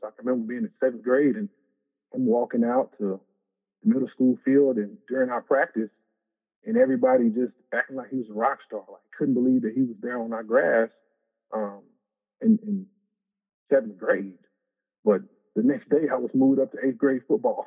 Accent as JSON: {"language": "English", "town": "Lufkin", "region": "Texas", "country": "United States", "tie": "born or raised there", "said": "I'm from Lufkin. Uh, played there at Lufkin High School"}